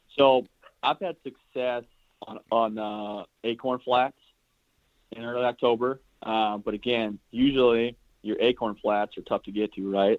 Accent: South Central Iowa, United States; I'm from South Central Iowa. Uh, I live in a small town called Granger, yep. which is a suburb of Des Moines

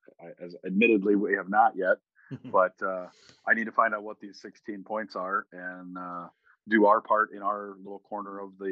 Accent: Midwest, United States; growing up in the United States and playing soccer my whole life

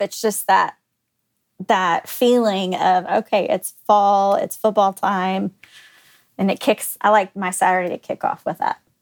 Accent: Garland, Texas, United States; also born or lived in Oklahoma; I grew up in the Dallas area.

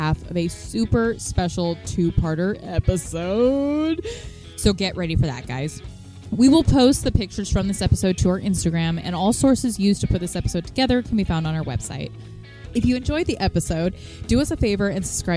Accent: Sacramento, California, United States; Technically, I live in a town just outside of Sacramento, but it's still in the greater Sacramento area

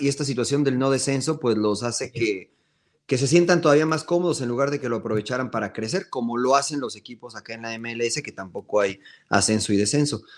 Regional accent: Mexico; Como mexicanos

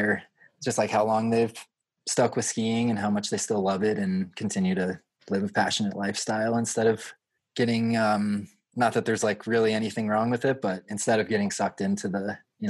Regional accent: Aspen, Colorado, United States; Most of us are like 30 now. But we grew up in Aspen

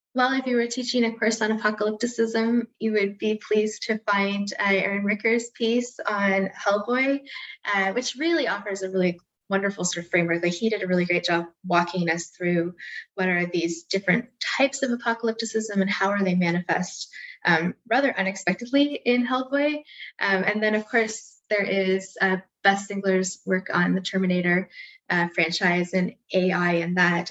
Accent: Canada; we're all Canadian

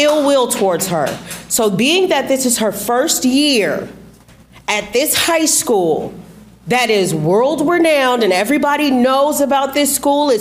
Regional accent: Texas, United States; now in California, United States; I'm from Texas

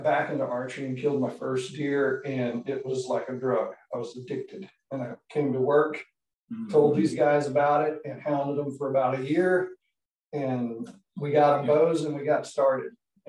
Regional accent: western North Carolina, United States; I was born in North Carolina, western part of North Carolina

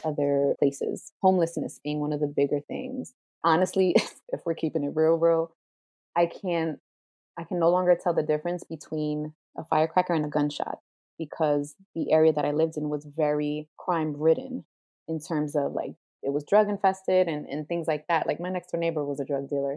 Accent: Jersey City, New Jersey, United States; Growing up in Jersey City

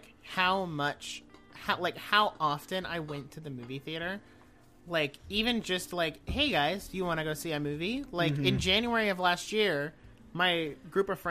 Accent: United States; I'm an American

